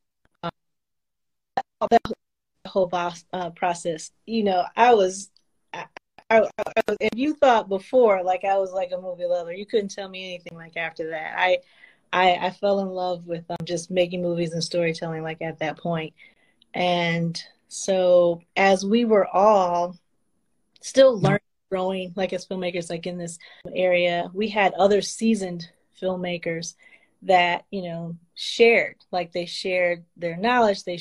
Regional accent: Detroit, Michigan, United States; I'm from Detroit

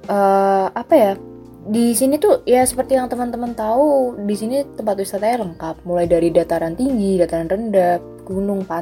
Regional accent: Yogyakarta, Special Region of Yogyakarta, Indonesia; Jadi aku lahir di Jogja, tinggal di Jogja, SD, SMP, SMA, sampai sekarang kuliah juga di Jogja.

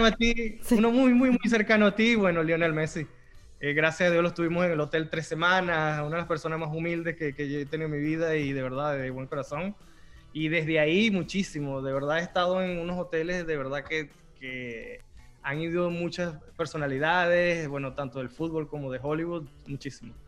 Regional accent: Venezuela; moved away; yo crecí en Venezuela, los postres con que yo crecí me identifico muchísimo

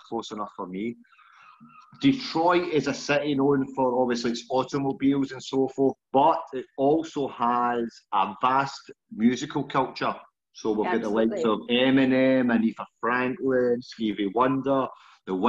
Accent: Scotland, United Kingdom; accent: strong Scottish; I'm from Scotland.

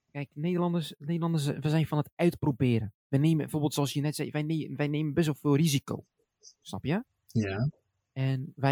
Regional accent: Morocco; Ik ben zelf Marokkaans. En ik, eh, dagelijks eet ik Marokkaans.

